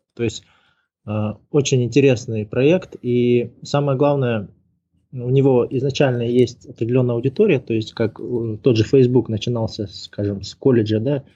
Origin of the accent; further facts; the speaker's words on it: Kazakhstan; moved away as an adult; also born or lived in Moscow; Но я единственный, кто из Казахстана туда поехал